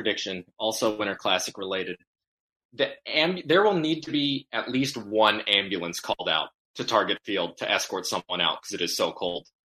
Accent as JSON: {"language": "English", "region": "Minnesota", "country": "United States", "tie": "born or raised there", "moved": "yes", "said": "I grew up in Minnesota"}